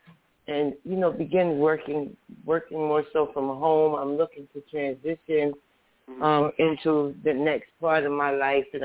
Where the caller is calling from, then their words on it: New Jersey, United States; moved away; also born or lived in United Kingdom; I'm calling from New Jersey.